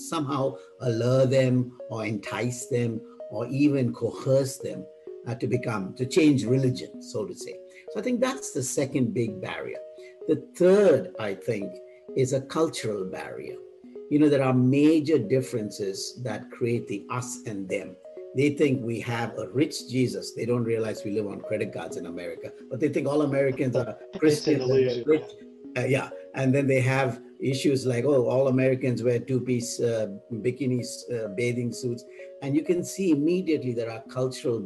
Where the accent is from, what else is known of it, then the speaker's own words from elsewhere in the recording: India; now in United States; I'm based out of the U.S. Again, I come from India